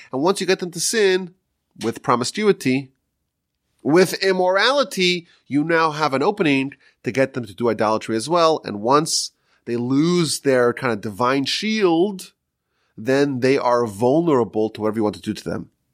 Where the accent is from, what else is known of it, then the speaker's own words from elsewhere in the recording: New York, United States; now in Texas, United States; I'm from New York still